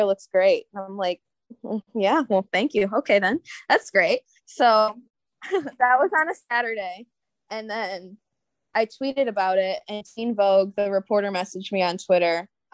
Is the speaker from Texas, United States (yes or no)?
no; Detroit, Michigan, United States; moved away as an adult; also born or lived in Mount Pleasant, Michigan / Lansing, Michigan; now in Grand Rapids, United States; I grew up in Metro Detroit